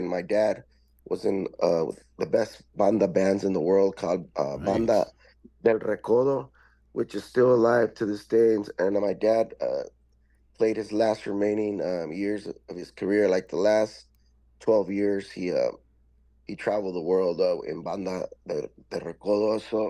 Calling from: Chula Vista, California, United States; I'm home. I'm in Chula Vista, California.

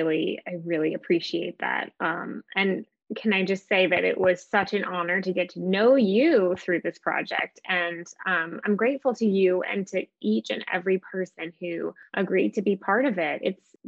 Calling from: Pound Ridge, New York, United States; I'm in Pound Ridge, New York.

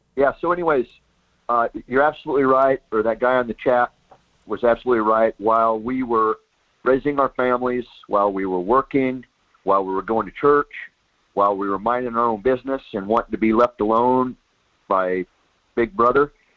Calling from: Soldotna, Alaska, United States; I'm calling from down in Soldotna.

